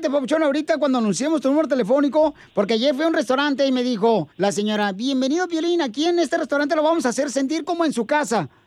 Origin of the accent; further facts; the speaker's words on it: Jalisco, Mexico; now in Mesa, United States; porque en este país, ¿a qué venimos de Jalisco? ¡A Mesa, Arizona, papuchón!